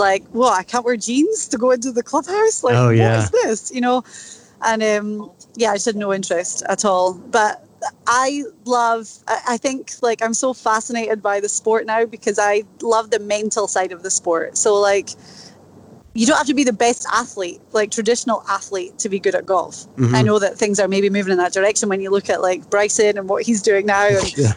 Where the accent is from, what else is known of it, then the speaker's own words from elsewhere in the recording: Inverness, Scotland, United Kingdom; accent: Scottish; moved away as an adult; now in United States; I was born in Inverness Scotland